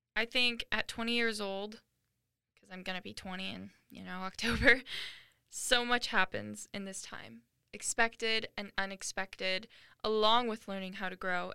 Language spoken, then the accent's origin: English; Washington, United States; moved away as an adult; also born or lived in Arizona; I am a 19 year old girl who was born and raised in Washington, but I now go to college in Arizona